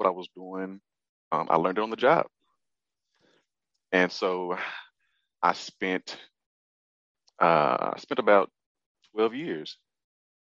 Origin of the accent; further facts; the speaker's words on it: Fort Worth, Texas, United States; I'm from Fort Worth